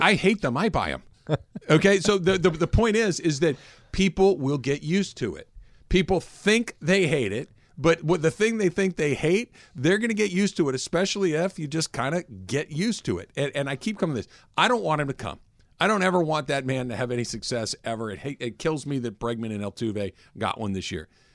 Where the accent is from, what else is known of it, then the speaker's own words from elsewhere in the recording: California, United States; moved away; also born or lived in Houston; I'm a Californian